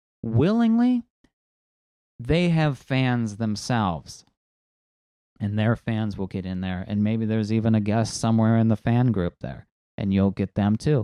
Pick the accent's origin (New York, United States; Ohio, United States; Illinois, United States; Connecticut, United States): Ohio, United States; Northwest; accent: Great Lakes accent; moved away as an adult; also born or lived in Dayton, Ohio; now in San Diego, United States; I am from Northwest Ohio, and I have a bit of what you would call an accent